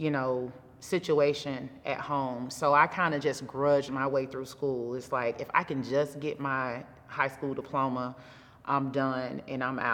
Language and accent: English; Crawford, Georgia, United States; also born or lived in Atlanta, Georgia; my parents split when I was about 5. And that caused me to have to move to the country with my grandmother. And that's right outside of Oglethorpe County in a small town called Crawford, Georgia.